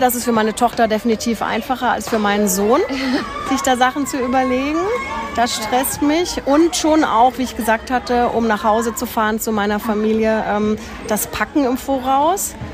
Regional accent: Freiburg, Baden-Württemberg, Germany; moved away; Ich bin ja aus Freiburg und meine Eltern sind dort.

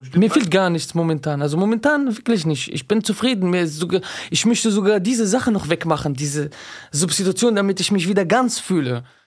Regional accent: Düsseldorf, North Rhine-Westphalia, Germany; 31 Jahre alt, ich komme aus Düsseldorf.

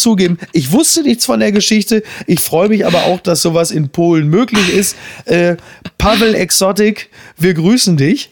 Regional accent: Ruhr area, North Rhine-Westphalia, Germany; Ich komme aus dem Ruhrgebiet

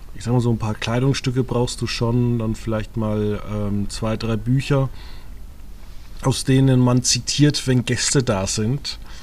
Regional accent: Germany; wir sind Deutsche

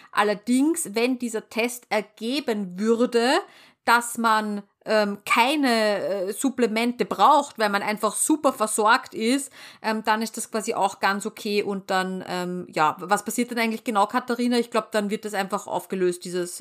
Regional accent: Vienna, Austria; wir bei uns in Wien

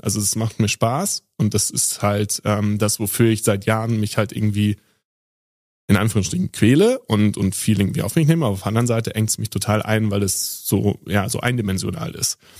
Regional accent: Sauerland, North Rhine-Westphalia, Germany; ich bin ja im, im Sauerland aufgewachsen, am Ende der Welt, wo alles total ruhig ist

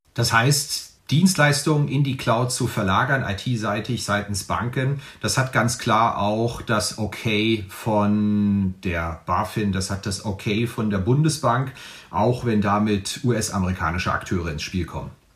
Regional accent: Rhineland, Germany; accent: Rhenish; Ich komme aus dem Rheinland

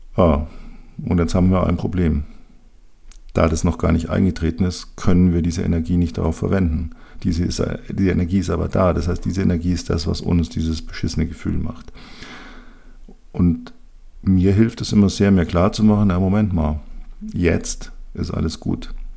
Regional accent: Bavaria, Germany; bei uns in Bayern

